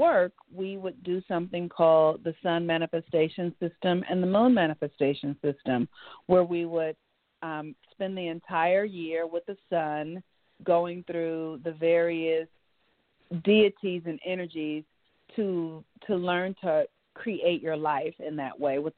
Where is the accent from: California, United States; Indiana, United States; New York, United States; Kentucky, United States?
California, United States; Los Angeles; I grew up in Los Angeles, California. My family is from the South